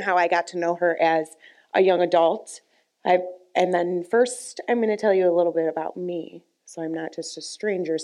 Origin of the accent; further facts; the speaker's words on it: Chesterland, Ohio, United States; I grew up in Chesterland.